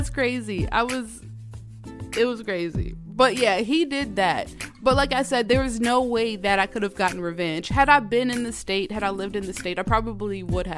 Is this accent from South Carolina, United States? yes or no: no; Georgia, United States; moved away as an adult; now in Minnesota, United States; Y'all know I'm from Georgia.